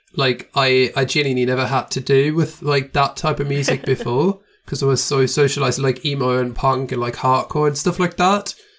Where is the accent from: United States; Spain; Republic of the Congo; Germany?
Germany; moved away as an adult; now in Austria; I'm from Germany, but I live in Austria now